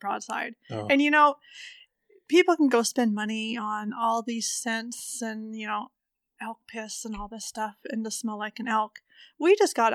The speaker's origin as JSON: {"language": "English", "town": "Augusta", "region": "Montana", "country": "United States", "tie": "born or raised there", "said": "Growing up in Augusta, Montana, my dad used to guide hunters back in the Bob Marshall"}